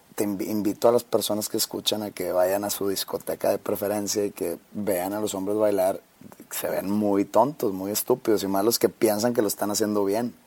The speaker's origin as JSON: {"language": "Spanish", "town": "Monterrey", "region": "Nuevo León", "country": "Mexico", "said": "aquí no decimos primo"}